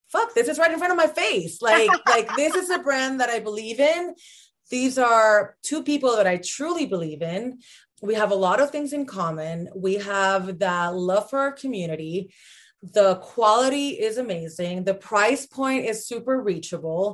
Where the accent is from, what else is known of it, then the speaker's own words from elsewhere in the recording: Puerto Rico; moved away as an adult; also born or lived in Los Angeles; I was born and raised in Puerto Rico